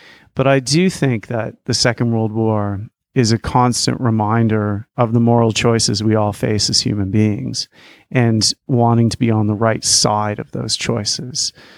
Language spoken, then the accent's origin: English; Canada; born there; I was born in Canada in 1975. And, you know, our country during that time, there have been people who've been off to fight in wars.